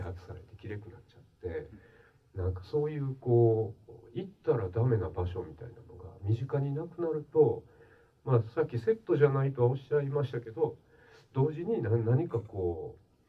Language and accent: Japanese; Kobe, Hyogo, Japan; 私はまあ神戸の生まれ育ちなんです